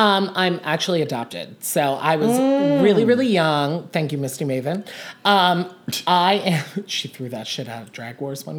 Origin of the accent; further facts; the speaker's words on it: Gretna, Louisiana, United States; now in Philadelphia, United States; I was born right outside of New Orleans in Gretna, Louisiana.